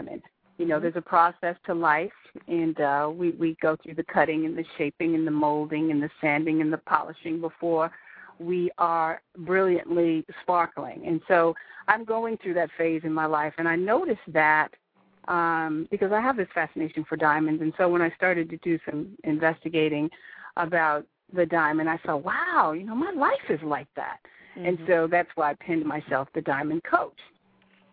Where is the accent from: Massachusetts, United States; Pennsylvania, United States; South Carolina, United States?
Massachusetts, United States; born or raised there; moved away